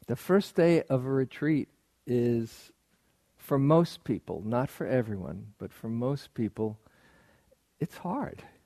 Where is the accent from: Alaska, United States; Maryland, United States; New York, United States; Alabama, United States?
New York, United States; I grew up in New York, and people often live in superlatives in New York